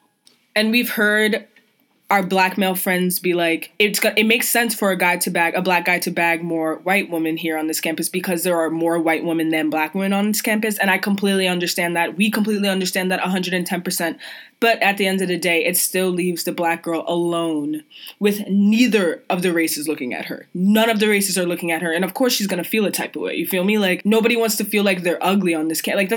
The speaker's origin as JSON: {"language": "English", "region": "New York", "country": "United States", "moved": "yes", "said": "we're both from New York"}